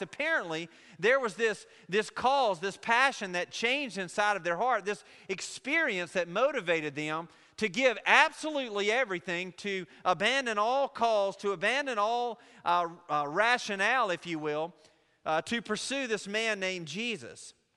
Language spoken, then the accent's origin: English; Laurel, Mississippi, United States; I'm from Jones County, from Laurel